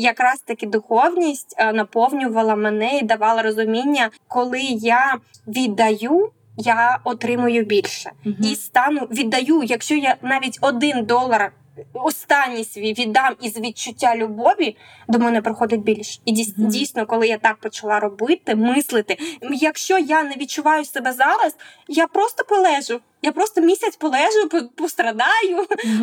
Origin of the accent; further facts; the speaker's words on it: Mykolaiv, Mykolaiv Oblast, Ukraine; Я сама з міста Миколаєва